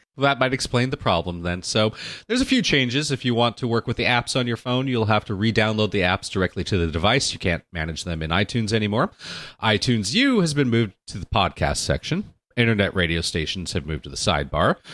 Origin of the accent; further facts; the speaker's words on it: Orange County, California, United States; also born or lived in Los Angeles, United States; I grew up in Orange County and then Southern California and Los Angeles in my life